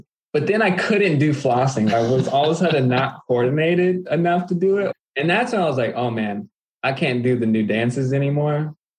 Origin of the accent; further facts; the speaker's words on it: Aliso Viejo, California, United States; moved away as an adult; also born or lived in Milwaukee, Wisconsin; now in Minneapolis, United States; I'm originally from Southern California, a little city called Aliso Viejo. And I've got a chance to live in a couple different places. Now I live in Minneapolis